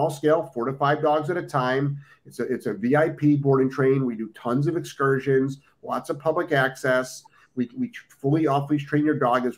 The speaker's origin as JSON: {"language": "English", "region": "Ohio", "country": "United States", "moved": "yes", "lives_now": "Florida, United States", "said": "I'm originally from Ohio. I spent, we used to do field trips up to Michigan"}